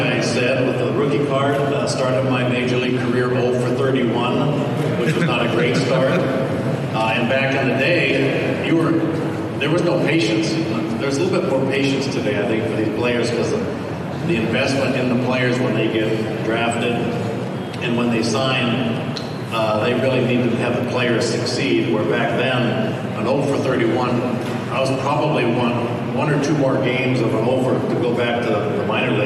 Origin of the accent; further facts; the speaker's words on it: Spokane, Washington, United States; Growing up in Spokane, Washington, didn't go to any major league games.